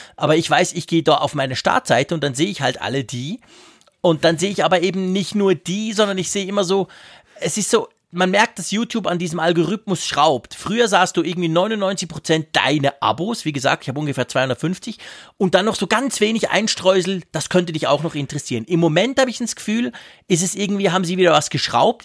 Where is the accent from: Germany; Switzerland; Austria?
Switzerland; bei uns in der Schweiz